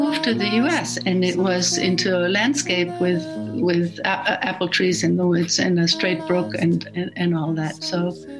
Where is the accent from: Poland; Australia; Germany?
Germany; moved away as an adult; also born or lived in Western Massachusetts; now in Massachusetts, United States; Germany was divided into four parts after the war. By occupiers, and we grew up in the American zone.